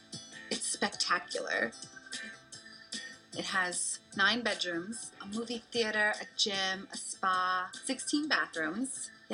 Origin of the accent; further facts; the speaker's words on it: New York, United States; I was born in Queens, New York, but my parents, when they came here, still wanted me to marry somebody within our culture.